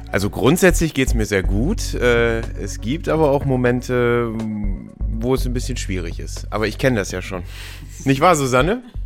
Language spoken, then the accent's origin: German; Ratingen, North Rhine-Westphalia, Germany; now in Düsseldorf, Germany; Also ich habe einen Freundeskreis in Ratingen, wo ich aufgewachsen bin und hier in Düsseldorf, wo ich jetzt wohne und arbeite